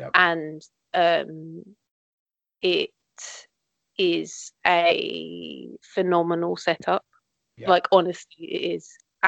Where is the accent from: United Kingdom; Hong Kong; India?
United Kingdom; London; So I'm from South East London. I'm nowhere near Tottenham in London. I mean, I'm closer to Tottenham than you.